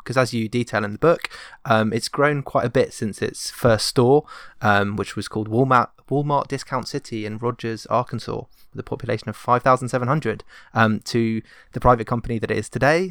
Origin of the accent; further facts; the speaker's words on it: England, United Kingdom; an English person